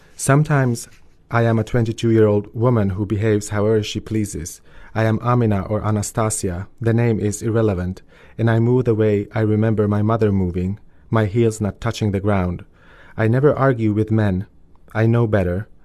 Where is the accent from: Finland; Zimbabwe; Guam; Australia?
Finland; also born or lived in Kosovo; I grew up in a refugee family in in Finland, and I moved there when I was two years old, so I have no memories of life in Kosovo whatsoever.